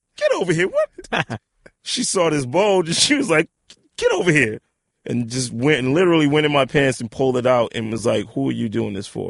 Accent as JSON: {"language": "English", "town": "New York City", "region": "New York", "country": "United States", "tie": "born or raised there", "also_born_or_lived": "Harlem", "said": "I was born in Harlem, Harlem Hospital, uh, 1970, June 19th. Um, yeah, and, and, and raised in the Bronx"}